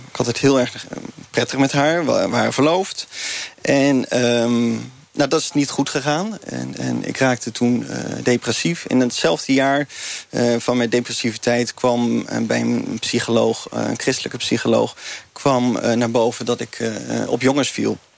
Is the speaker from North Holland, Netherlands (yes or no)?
no; 's-Gravenzande, South Holland, Netherlands; vanaf mijn tienerjaren ben ik opgegroeid in de Gifmeerde gemeente in Schravenzanden. Voor die tijd waren mijn ouders een beetje aan het zwerven.